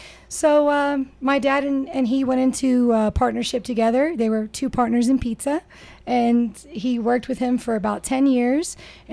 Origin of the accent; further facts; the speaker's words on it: Murfreesboro, Tennessee, United States; also born or lived in Brooklyn, New York; Actually, I've been here since 1988. I was 3 years old. My family came here from Brooklyn, New York.